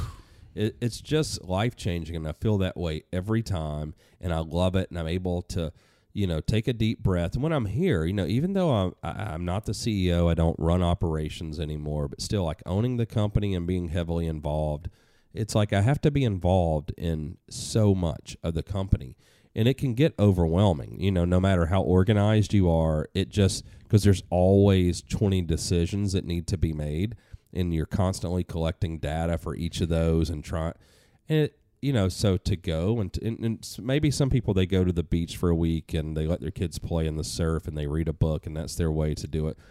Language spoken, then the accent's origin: English; Atlanta, Georgia, United States; moved away as an adult; now in New Hampshire, United States; when I moved from Atlanta to New Hampshire, I, I could breathe a little deeper 'cause there's no traffic, there's not much crime here, there's a lot of things that I'd, you know, been used to growing up there